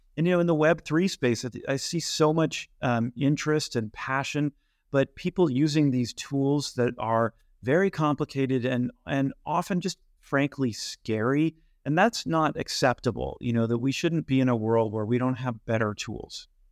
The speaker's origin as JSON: {"language": "English", "area": "Bay Area, Silicon Valley", "region": "California", "country": "United States", "tie": "born or raised there", "said": "I grew up in the Bay Area in Silicon Valley"}